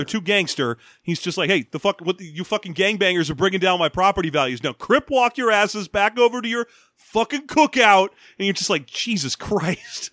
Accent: Los Angeles, California, United States; I grew up in Los Angeles during the riots

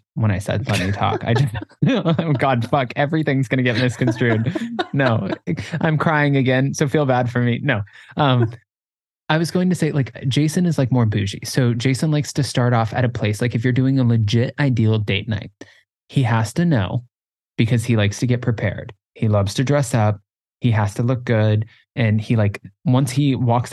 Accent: South Florida, United States; I grew up in South Florida

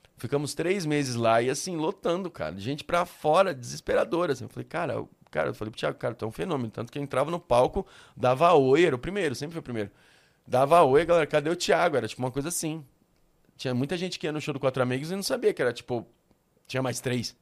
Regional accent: São Paulo, Brazil; eu sou da Moca desde nascença

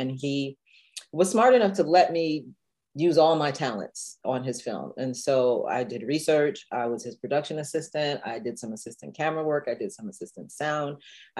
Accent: Dayton, Ohio, United States; except that we had a lot of funk music coming out of Dayton when I was a kid. So I always say that I grew up in Funky Town, USA.

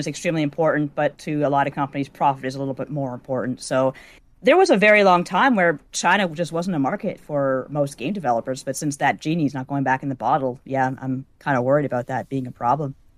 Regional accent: Canada; I grew up in Canada

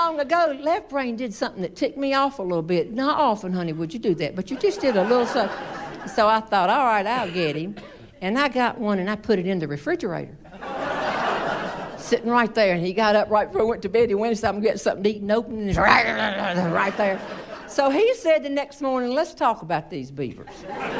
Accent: the South, United States; growing up in the South has been wonderful.

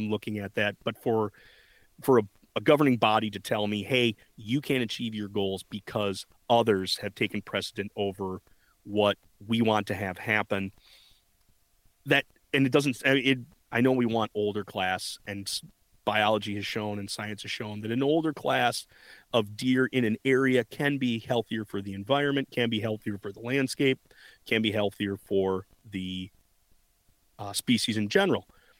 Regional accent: Michigan, United States; And I come from Michigan where deer are a dime a dozen. They are in everybody's backyards.

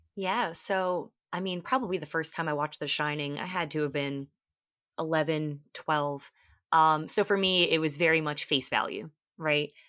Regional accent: Long Island, New York, United States; I was born and raised on Long Island in New York

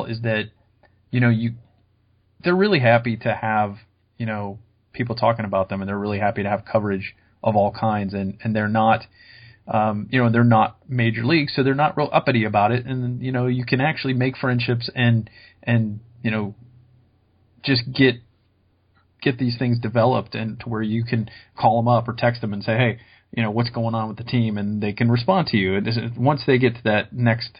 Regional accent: Columbus, Ohio, United States; I grew up in Columbus, Ohio, we had the Clippers

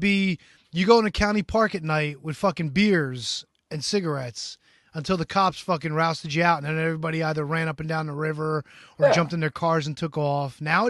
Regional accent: Paterson, New Jersey, United States; I was born in Patterson. My grandparents, my mother fucking, like, her childhood was in Patterson. Yeah, like, my grandparents lived there for like 50 years.

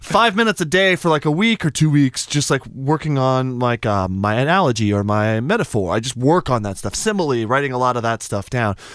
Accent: Albuquerque, New Mexico, United States; I'm from Albuquerque, New Mexico

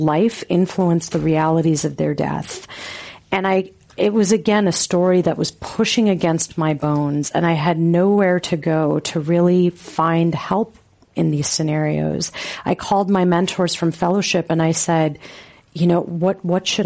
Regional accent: Los Angeles, California, United States; where I grew up in Los Angeles

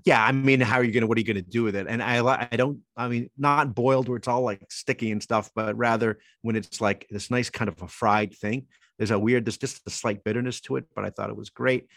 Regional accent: Toms River, New Jersey, United States; born or raised there

